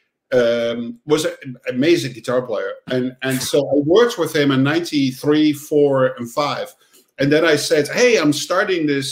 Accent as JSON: {"language": "English", "country": "Netherlands", "tie": "born or raised there", "also_born_or_lived": "Amsterdam", "said": "I grew up on the countryside in the Netherlands"}